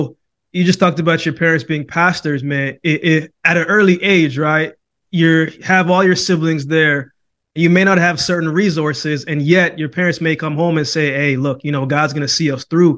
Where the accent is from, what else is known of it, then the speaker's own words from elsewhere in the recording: Jamaica; originally I was born in Jamaica